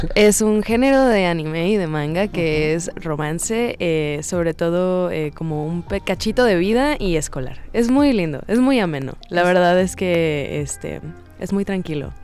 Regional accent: Cancún, Quintana Roo, Mexico; now in Mexico City, Mexico; Yo vivía en Cancún en ese entonces

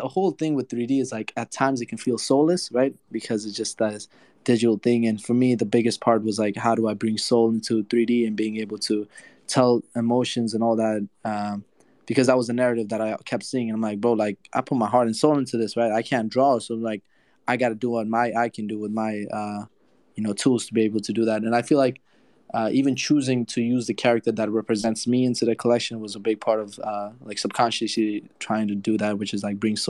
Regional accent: Afghanistan; now in United States; So I come from Afghanistan to the States in 2015.

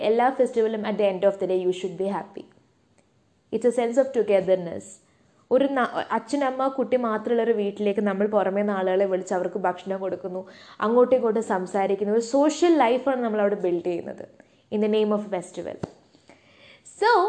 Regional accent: Saudi Arabia; ഇപ്പം ഞാനൊരു പ്രവാസിയാണ് കേട്ടോ ഞാൻ വളർന്നതൊക്കെ സൗദിയിലാണ്

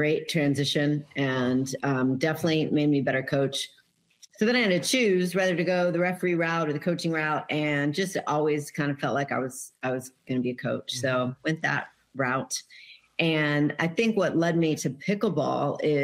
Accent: Granville, Ohio, United States; now in San Marcos, Texas, United States; I'm a Midwestern girl from Granville, Ohio

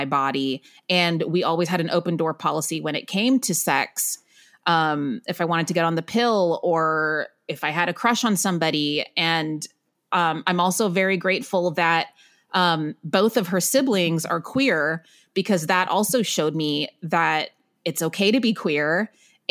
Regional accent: Waco, Texas, United States; moved away as an adult; also born or lived in Northern California; now in New York City, United States; I grew up in Waco, Texas, but originally from Northern California.

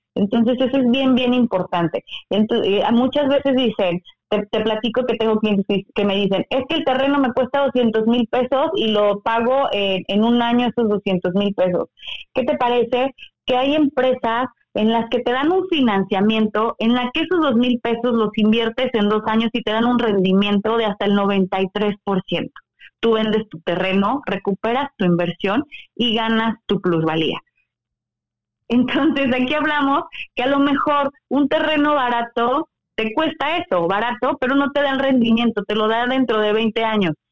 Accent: Mexico; now in Mérida, Mexico

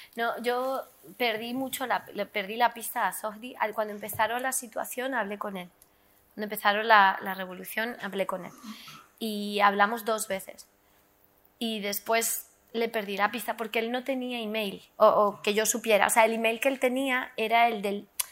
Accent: South Lebanon, Lebanon; yo soy del sur del Líbano, de la frontera con Palestina.

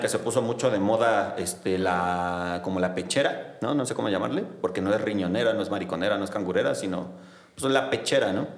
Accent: Mexico City, Mexico; soy de Xochimilco

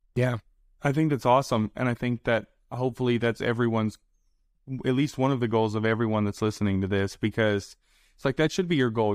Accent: the South, United States; accent: southern; I have my southern accent

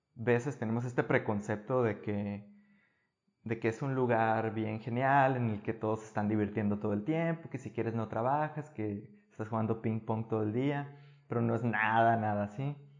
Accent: Guatabampo, Sonora, Mexico; moved away as an adult; also born or lived in Navojoa / Hermosillo; now in Sweden; yo crecí en Guatabampo

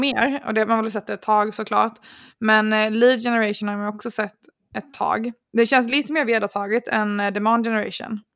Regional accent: Sweden; som svensk

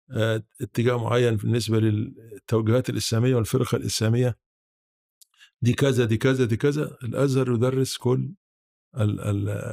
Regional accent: Hurbeit, Sharqia, Egypt; moved away; انا اصلا من محافظه الشرقيه من آه قريه تبع مركز وكبير اسمها هربيط

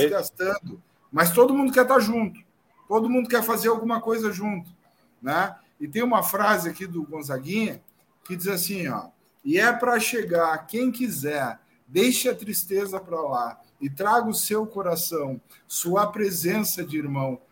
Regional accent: Pelotas, Rio Grande do Sul, Brazil; eu sou de Pelotas

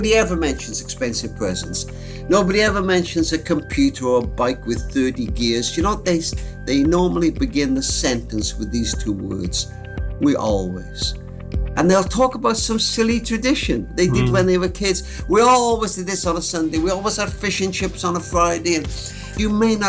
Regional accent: Cardiff, Wales, United Kingdom; I was brought up in Cardiff in Wales, United Kingdom.

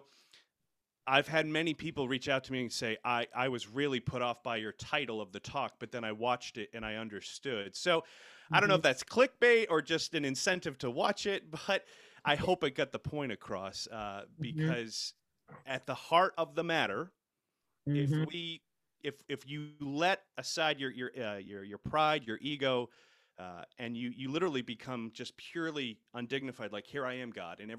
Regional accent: Rhode Island, United States; moved away as an adult; now in Seneca, United States; I grew up in Rhode Island

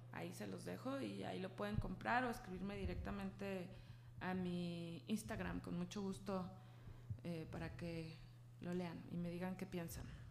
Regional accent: Guadalajara, Jalisco, Mexico; yo soy de aquí de Guadalajara, soy súper tapatía

